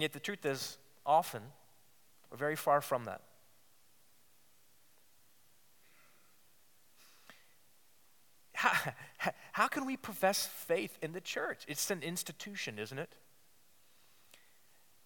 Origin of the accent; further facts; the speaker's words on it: Virginia, United States; my home state, the Commonwealth of Virginia